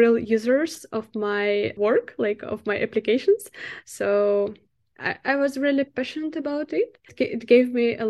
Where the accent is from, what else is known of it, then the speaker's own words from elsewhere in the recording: Minsk, Belarus; English is a second language; moved away as an adult; now in Amsterdam, Netherlands; The company was based in Minsk, in my hometown